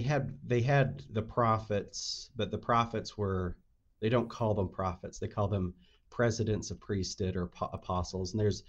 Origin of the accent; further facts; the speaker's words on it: Salt Lake Valley, Utah, United States; I was raised in the Salt Lake Valley area, even though the main headquarters was there in Arizona. So I was raised in Utah.